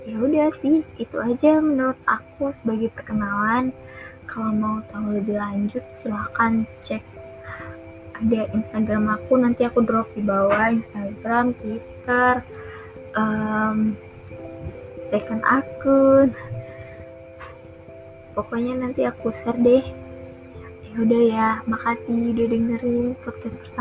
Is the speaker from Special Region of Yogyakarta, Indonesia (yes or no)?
no; Jambi, Indonesia; aku orang Jambi ya tinggal di Tanjung Jabung Barat aku SD di sini SMP di sini dan SMA di sini